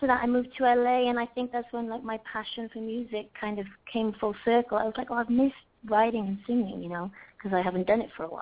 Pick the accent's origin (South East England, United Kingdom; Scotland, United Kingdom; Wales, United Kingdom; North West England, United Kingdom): Wales, United Kingdom; also born or lived in London; I'm from Wales, and I'm from a very musical village